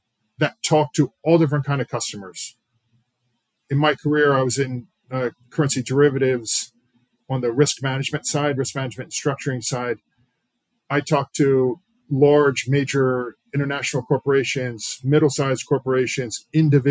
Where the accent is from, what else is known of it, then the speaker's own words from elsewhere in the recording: Pennsylvania, United States; I'm from Pennsylvania originally